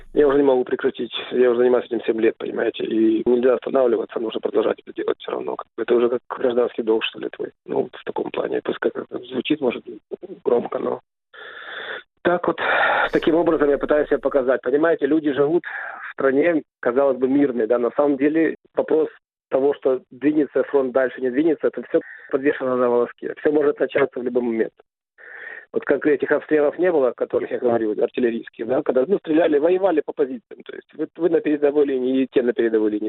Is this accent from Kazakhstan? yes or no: no; Kyiv, Ukraine; я родился и вырос в Киеве, в Украине